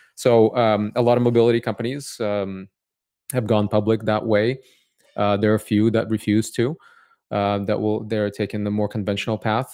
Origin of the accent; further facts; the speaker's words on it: Cupertino, California, United States; also born or lived in Odessa, Ukraine / San Francisco; I grew up in Cupertino, California